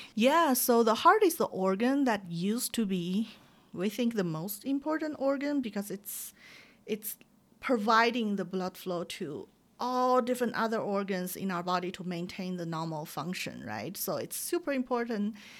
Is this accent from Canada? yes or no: no; China; moved away; when I grew up in China.